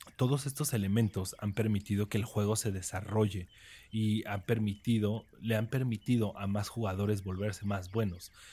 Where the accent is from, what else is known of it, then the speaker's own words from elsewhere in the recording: Mexico; yo soy mexicano